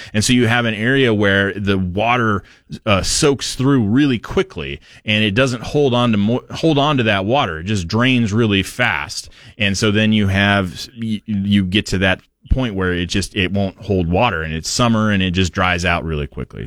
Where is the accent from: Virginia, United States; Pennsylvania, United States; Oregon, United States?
Oregon, United States; Portland; I grew up in Portland